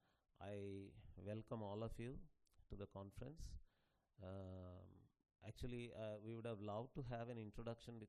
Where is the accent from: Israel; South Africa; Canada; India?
India; Telugu land; I come from the Telugu land